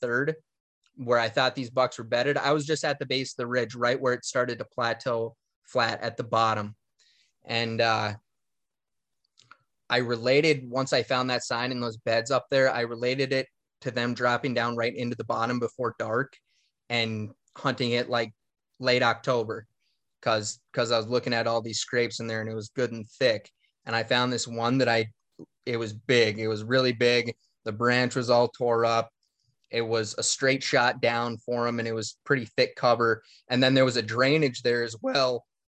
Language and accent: English; Minnesota, United States; And growing up in Northern Minnesota, I left my cameras everywhere, all over.